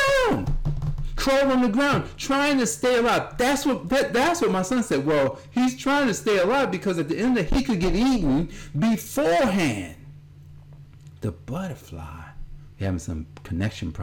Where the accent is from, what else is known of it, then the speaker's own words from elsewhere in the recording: Newark, New Jersey, United States; I grew up in New Jersey, at Newark, New Jersey